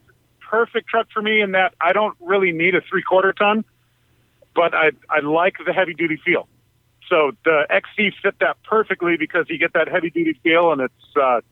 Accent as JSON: {"language": "English", "region": "Southern California", "country": "United States", "tie": "born or raised there", "also_born_or_lived": "Big Island, Hawaii", "moved": "yes", "lives_now": "Hawaii, United States", "said": "I grew up in Southern California."}